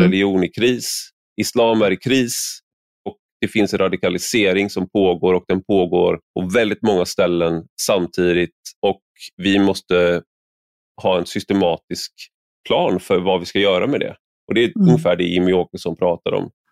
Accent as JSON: {"language": "Swedish", "country": "Sweden"}